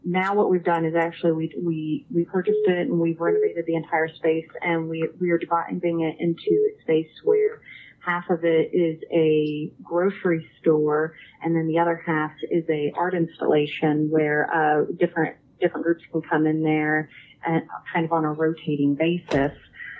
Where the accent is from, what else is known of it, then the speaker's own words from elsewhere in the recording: Texas, United States; And I'm originally from Texas, and that in Texas and Oklahoma, we just don't have homes from then.